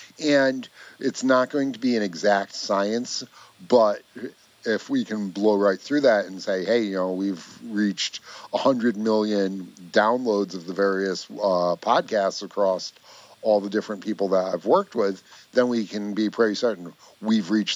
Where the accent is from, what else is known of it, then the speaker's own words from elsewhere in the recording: Greenfield Center, New York, United States; I grew up in upstate New York. So my hometown, Greenfield Center